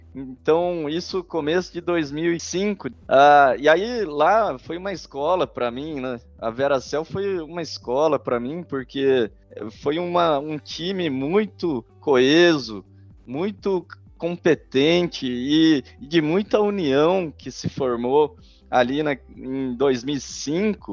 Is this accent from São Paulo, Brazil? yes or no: yes; Bragança Paulista, São Paulo, Brazil; also born or lived in Atibaia; Eu sou nascido em Atibaia, no interior de São Paulo, e fui criado em Bragança Paulista e São Paulo, capital